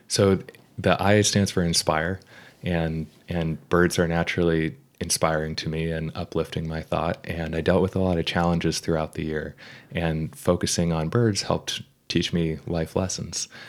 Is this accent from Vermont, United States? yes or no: yes; Vermont, United States; moved away; also born or lived in Brunswick, Maine; growing up in Vermont.